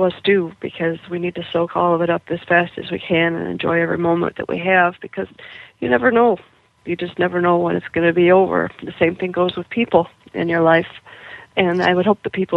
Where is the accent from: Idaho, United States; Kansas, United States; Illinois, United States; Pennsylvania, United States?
Illinois, United States; Kankakee; a daily newspaper in my hometown of Kankakee, Illinois, which is just south of Chicago